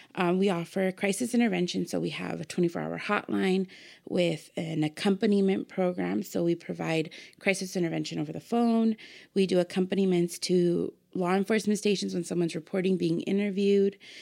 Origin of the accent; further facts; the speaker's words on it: Pomona, California, United States; Born and raised in Pomona